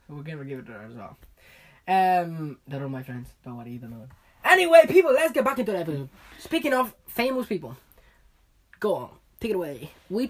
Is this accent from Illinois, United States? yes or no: no; Colorado, United States; I'm from Colorado.